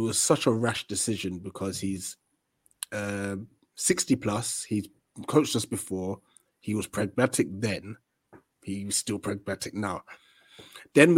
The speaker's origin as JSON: {"language": "English", "country": "Ghana", "said": "as a Ghanaian"}